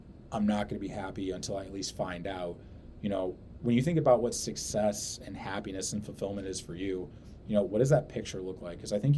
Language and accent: English; St. Louis, Missouri, United States; we're from St. Louis